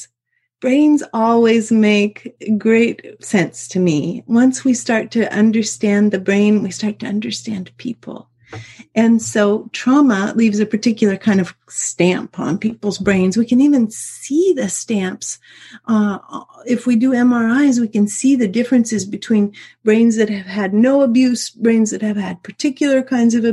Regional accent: Alaska, United States; I was raised in the University of Alaska atmosphere

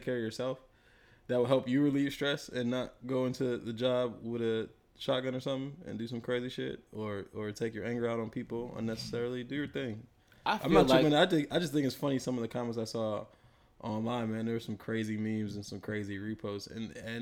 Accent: Jamaica; I'm Jamaican

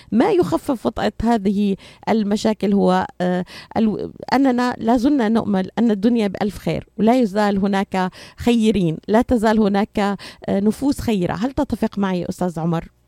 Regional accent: Syria; moved away; من سوريا، بعرف من، من بلدي

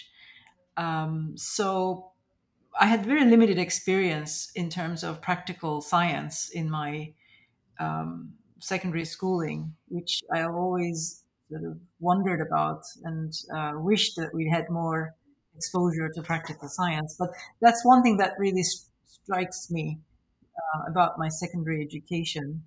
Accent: Northern Cyprus, Cyprus; So I grew up in Cyprus, in northern Cyprus

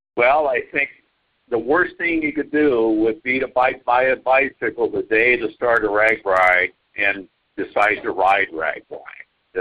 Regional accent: Cedar Falls, Iowa, United States; we're from Cedar Falls

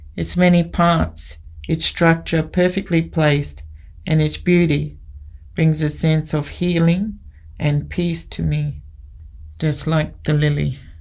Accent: Mount Isa, Queensland, Australia; moved away as an adult; also born or lived in Brisbane / Injinoo, Cape York; In my early years, I grew up in Brisbane and then moved to Mount Isa and spent my teens and young adult life there.

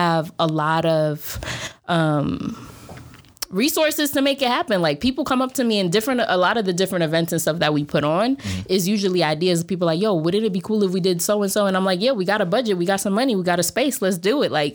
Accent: Boston, Massachusetts, United States; first language Spanish; English is a second language; moved away as an adult; also born or lived in Jamaica Plain, Boston / Roxbury, Boston; now in Bay Area, United States; I was born here, first generation Dominican in Boston

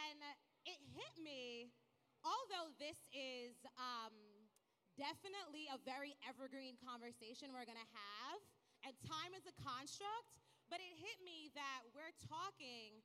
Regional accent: New York, United States; I'm from New York.

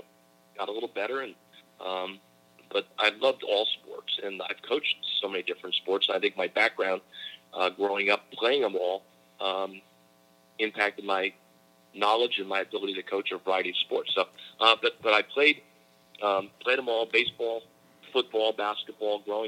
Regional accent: Shamokin, Pennsylvania, United States; I am from a small coal mining town in the middle of Pennsylvania called Shamokin, Pennsylvania

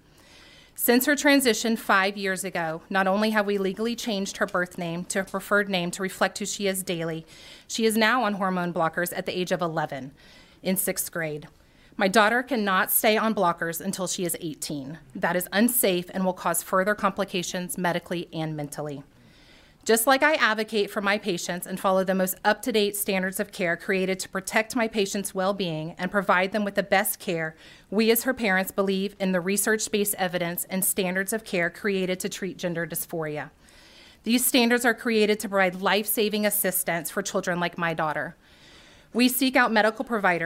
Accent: Georgia, United States; I'm a native resident of the state of Georgia

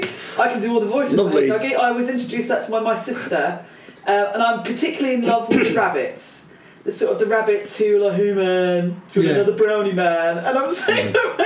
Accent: Brighton, South East England, United Kingdom; I grew up in Brighton, lived in Brighton, went to university in Brighton, went away for about a year, and I found that I really struggle being inland for too long because I need to have that sea

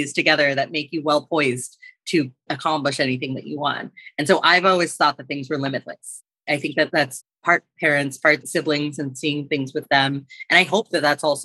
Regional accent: United States; I grew up on the East Coast between New York and New Jersey

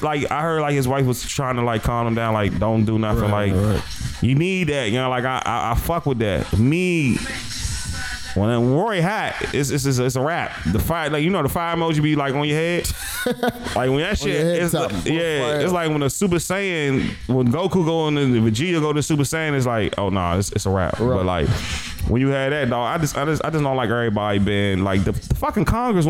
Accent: Jamaica; Son, that nigga might, I'm Jamaican, son.

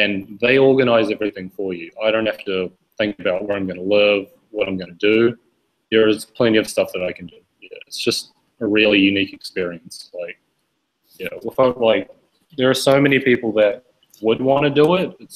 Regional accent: New Zealand; moved away; I'm originally from New Zealand, and I run my own business online

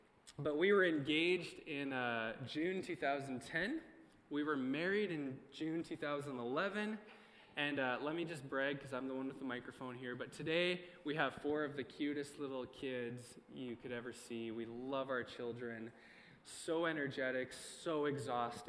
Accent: Morinville, Alberta, Canada; also born or lived in Three Hills; so I was excited to come to my hometown

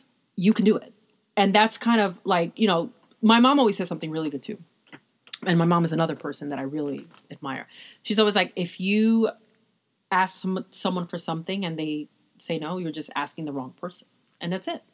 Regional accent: New York, United States; I'm from New York

